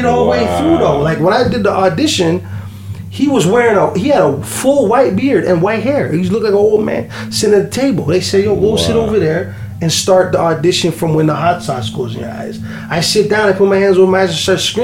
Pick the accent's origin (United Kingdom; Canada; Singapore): Canada; Toronto, Ontario; I'm from Scarborough